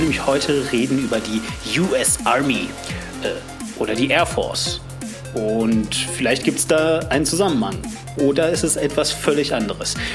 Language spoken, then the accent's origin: German; West Germany, Germany; Und ich so als Wessi ähm, war mir auch bewusst, warum das so ist.